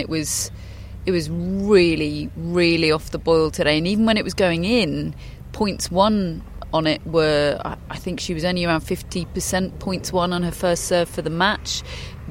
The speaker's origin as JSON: {"language": "English", "country": "United Kingdom", "said": "as a Brit"}